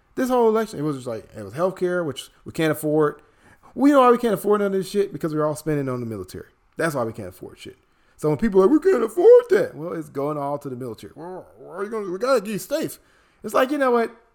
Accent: Chicago, Illinois, United States; moved away; my hometown of Chicago

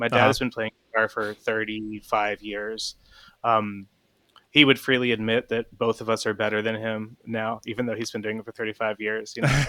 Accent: Chestnut Hill, Pennsylvania, United States; I'm from Chestnut Hill, right?

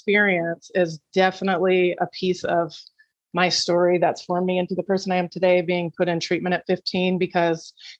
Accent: Iowa, United States; born and raised in Iowa, country girl at heart

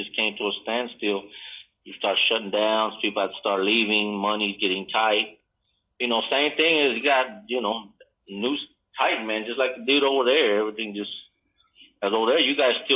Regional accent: Dallas, Texas, United States; moved away as an adult; also born or lived in Sabinas, Coahuila, Mexico; now in Cancun, Mexico; we grew up in Oak Cliff, man. You know, that's all I know, man. I was there for 38 years

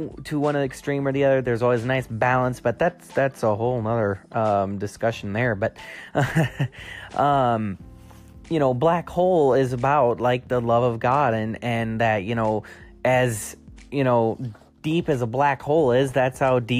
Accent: United States; as an American citizen

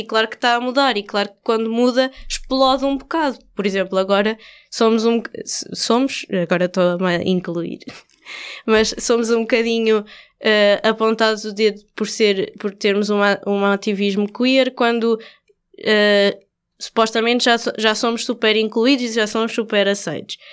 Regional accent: Coimbra, Centro, Portugal; moved away; Conheci aqui o Ricardo na minha cidade natal, Coimbra

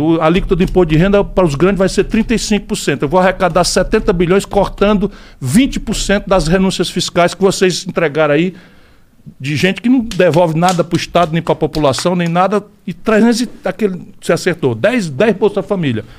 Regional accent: Pindamonhangaba, São Paulo, Brazil; ali pertinho de Pinamonhangaba, onde eu nasci

